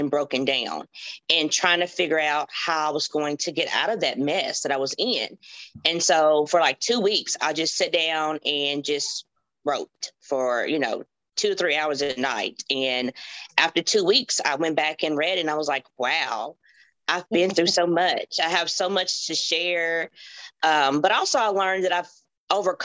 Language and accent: English; Hopkinsville, Kentucky, United States; I'm from Hopkinsville, Kentucky